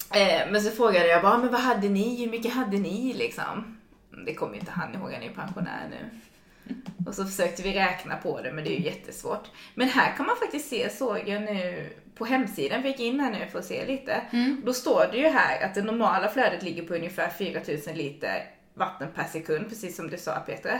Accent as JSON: {"language": "Swedish", "town": "Ronneby", "region": "Blekinge", "country": "Sweden", "moved": "yes", "lives_now": "Gothenburg, Sweden", "said": "i Ronneby då där jag kommer ifrån"}